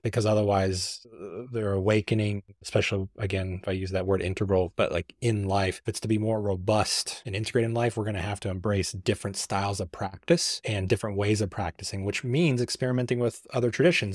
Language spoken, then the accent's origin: English; Missouri, United States; born or raised there